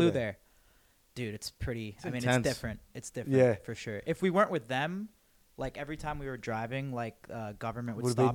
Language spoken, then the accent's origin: English; Toronto, Ontario, Canada; Toronto. I'm from Toronto.